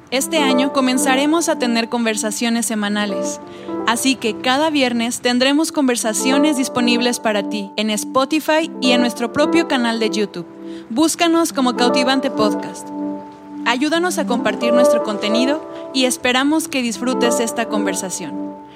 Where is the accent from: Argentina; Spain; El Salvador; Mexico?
Mexico; Mexico City; now in Tepic, Mexico; eh, vengo de Ciudad de México. Y llevo ya siete años aquí en, Tepic.